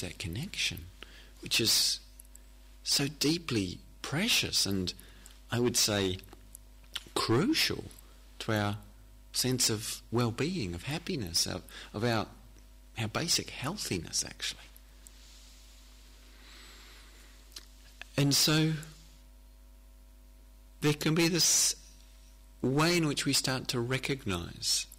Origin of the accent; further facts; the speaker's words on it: New Zealand; I come from New Zealand